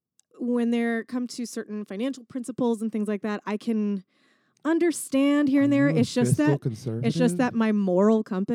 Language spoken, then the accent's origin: English; Texas, United States; growing up in Texas